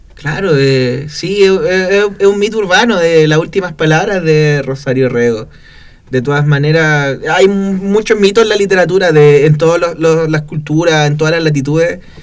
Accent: Copiapó, Atacama, Chile; also born or lived in Valparaíso; yo soy oriundo acá de Copiapó

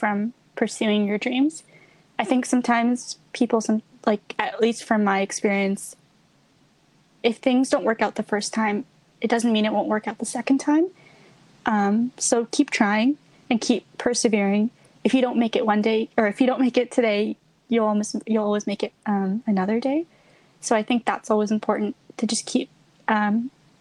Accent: Canada; also born or lived in India; I actually wasn't born in Canada. I came from India. I came here when I was 4

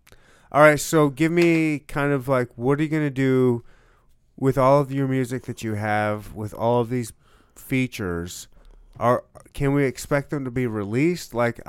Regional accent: Michigan, United States; now in Kansas City, United States; All right, he's a Kansas City dude. I'm a Kansas City dude. I was born and raised in Michigan, moved around Air Force, but I'm a Kansas City dude.

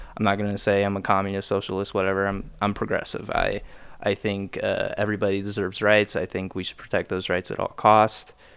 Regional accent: Lewisburg, Ohio, United States; also born or lived in Dayton, Ohio; grew up in Lewisburg, Ohio

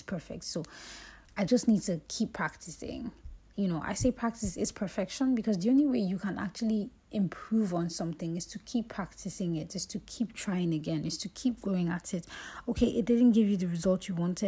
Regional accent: Lagos, Nigeria; moved away as an adult; I grew up in Lagos

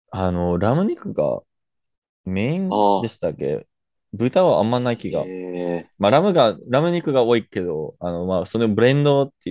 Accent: Canada; 僕のみたいな、なんか、あの、カナダ生まれ育ちのルーマニア人じゃなくて、

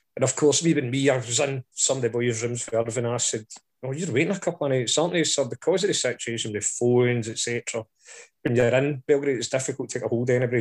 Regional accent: Scotland, United Kingdom; I'm Scottish

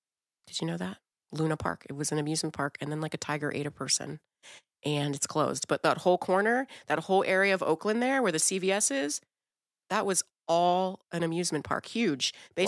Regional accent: Brazil; born there; No, I'm actually Brazilian. I was born in Brazil.

